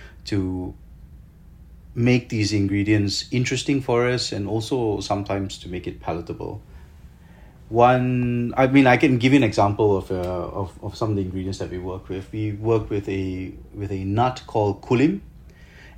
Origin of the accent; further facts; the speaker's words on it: Malaysia; I'm a Malaysian native. I mean, I lived here, I was born here.